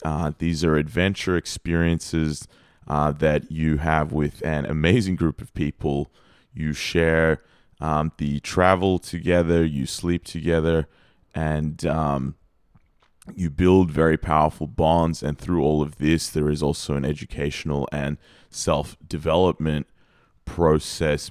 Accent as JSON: {"language": "English", "country": "Australia", "said": "I'm Australian"}